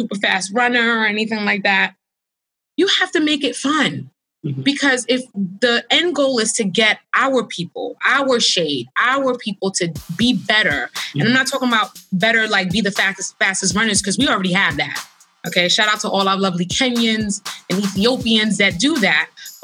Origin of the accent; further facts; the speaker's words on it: New York City, New York, United States; I'm a girl from Brooklyn